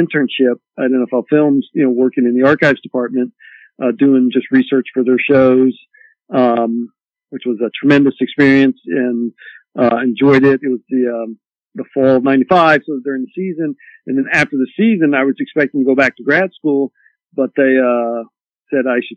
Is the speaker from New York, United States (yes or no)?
no; Columbus, Ohio, United States; I grew up in Columbus